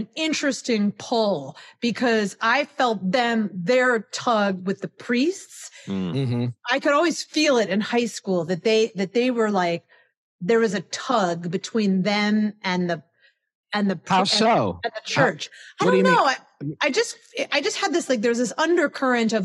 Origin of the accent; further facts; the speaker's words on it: Cleveland, Ohio, United States; my family is more like the cheapest private education in Cleveland, you know, and I grew up in Ohio